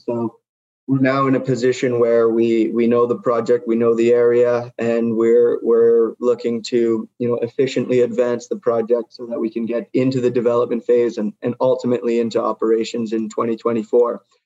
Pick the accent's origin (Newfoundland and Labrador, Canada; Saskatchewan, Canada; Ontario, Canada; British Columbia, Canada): British Columbia, Canada; Vancouver; moved away as an adult; also born or lived in United States / Norway / Ecuador / Guatemala; I grew up in Vancouver, BC